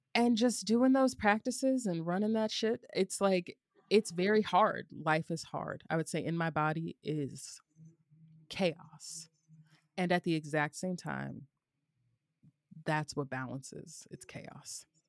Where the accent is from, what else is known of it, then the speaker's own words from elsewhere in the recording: the South, United States; growing up in the South